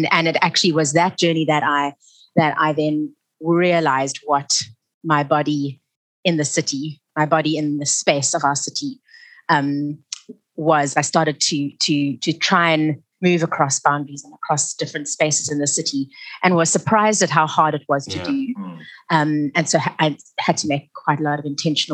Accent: Cape Town, Western Cape, South Africa; also born or lived in Stellenbosch; I grew up in a whites-only community and neighborhood. It was actually a very isolated one. I lived in Camps Bay

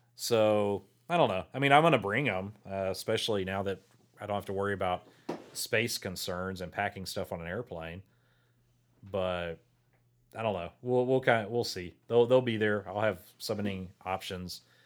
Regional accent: Port Lavaca, Texas, United States; now in Victoria, United States; I grew up in Portland Lavaca, so I wa, not from Victoria.

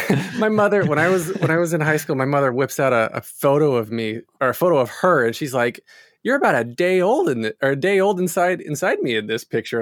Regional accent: North Carolina, United States; So I grew up in North Carolina, was always doing chorus, singing, acting, dancing as much as I could.

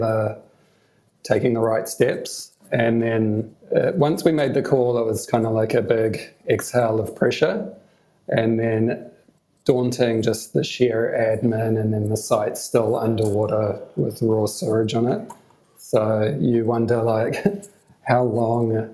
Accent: Hamilton, Waikato, New Zealand; started attending Big Day Out when I was 14 and from Hamilton

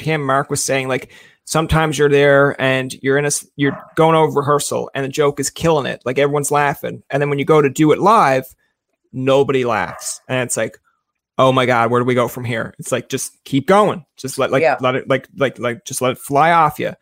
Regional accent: Newfoundland and Labrador, Canada; moved away as an adult; now in Ottawa, Canada; I kind of grew up in a Newfoundland area

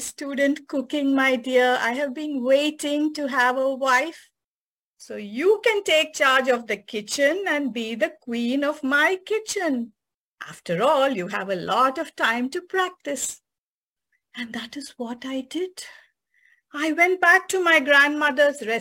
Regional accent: Chennai, Tamil Nadu, India; moved away as an adult; also born or lived in San Francisco; now in United States; from my hometown Madras, now known as Chennai, to San Francisco

